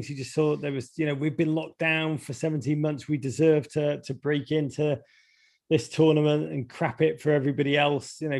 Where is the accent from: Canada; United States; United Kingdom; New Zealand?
United Kingdom; England; born there; And and I'll just say that not as an English born person, because I honestly genuinely don't give a crap. Um, but apart from my family are there, it would have been nice for them.